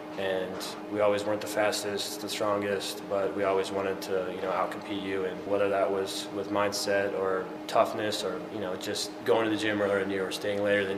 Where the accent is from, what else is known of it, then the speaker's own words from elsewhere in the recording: Midwest, United States; we grew up in the Midwest, and I think it's kind of blue collar too.